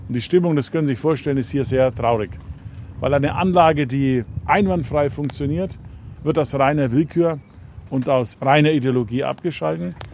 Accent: Nuremberg, Bavaria, Germany; Als Nürnberger

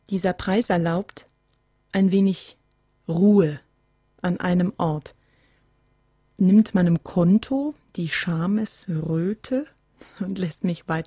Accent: Rehau, Bavaria, Germany; moved away; also born or lived in Bamberg; seien es Bamberg, Wurlitz oder Rehau. Ganz sicher ist es Oberfranken. Mit zwei Jahren bin ich nach Wurlitz bei Rehau bei Hof

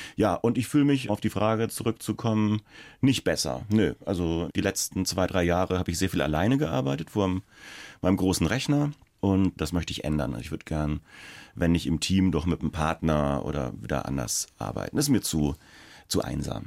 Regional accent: Schweinfurt, Bavaria, Germany; so eine Radiostation in Schweinfurt, also wo ich herkomme

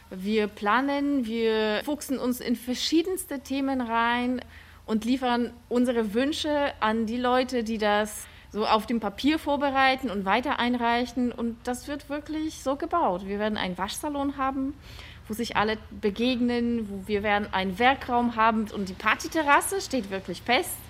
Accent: Poland; now in Germany; Ich komme aus Polen und ich kenne Wohnungsgenossenschaften eben aus meiner Heimat.

